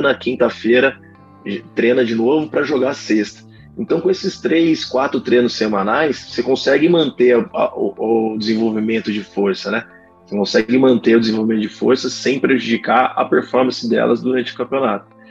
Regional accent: Campinas, São Paulo, Brazil; eu sou de Campinas

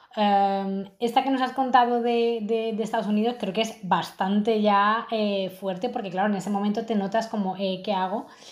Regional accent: Madrid, Community of Madrid, Spain; now in Lisbon, Portugal; Yo ahora mismo estoy viviendo en Lisboa y bueno, yo soy de Madrid

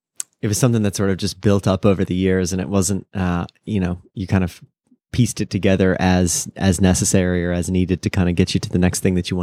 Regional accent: Virginia, United States; born there; I was born in Virginia.

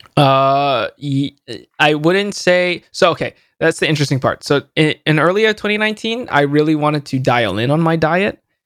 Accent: San Jose, California, United States; born or raised there

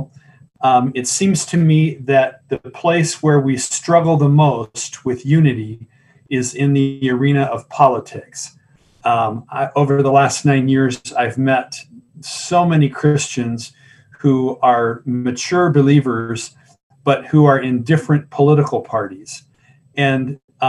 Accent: Tucson, Arizona, United States; also born or lived in Columbus, Ohio; I was born in Tucson. I'm a native. Went to school here up through college

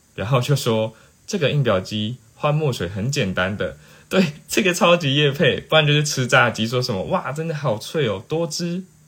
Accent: Taiwan; 我是台湾人，但就是有学过泰文这样

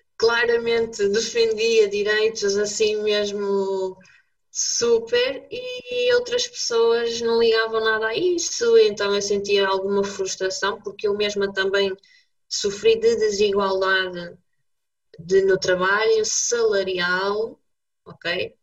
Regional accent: Braga, Norte, Portugal; eu sou bracarense, como tu

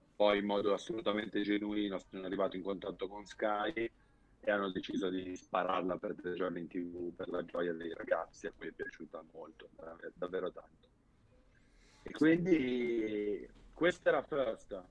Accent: Milan, Lombardy, Italy; fin da bambino, sono di Milano, eh, ho Monza qua vicino

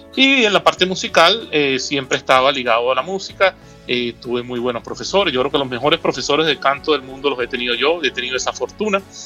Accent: Caracas, Capital District, Venezuela; nací en Caracas, Venezuela.

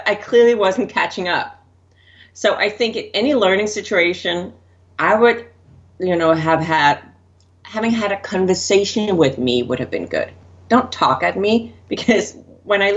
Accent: Denmark; moved away as an adult; I grew up in Denmark. So I was still in Denmark back

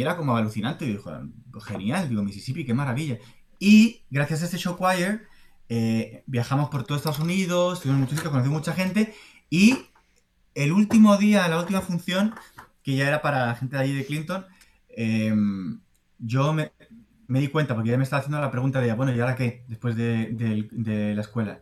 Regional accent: Spain; also born or lived in Boston / Madrid; soy español

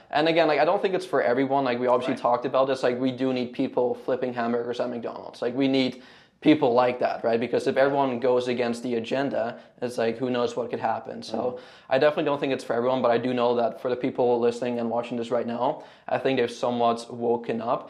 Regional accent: Canada; moved away as an adult; now in Houston, United States; I'm from Canada

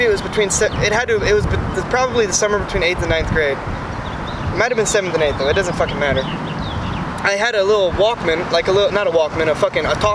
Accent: Kansas City, Missouri, United States; we grew up in Kansas City

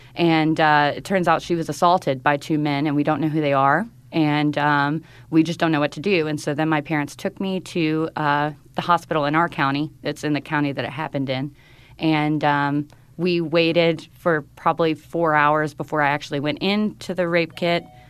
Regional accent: North Carolina, United States; moved away as an adult; North Carolina in my hometown

